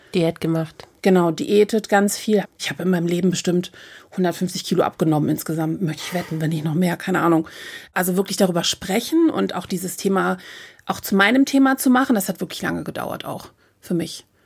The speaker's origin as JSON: {"language": "German", "region": "Hamburg", "country": "Germany", "said": "ich komme aus Hamburg"}